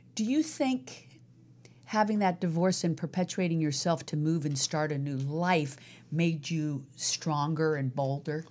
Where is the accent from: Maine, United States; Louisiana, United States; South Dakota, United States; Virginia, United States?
Virginia, United States; now in Los Angeles, United States; Virginia, where I was born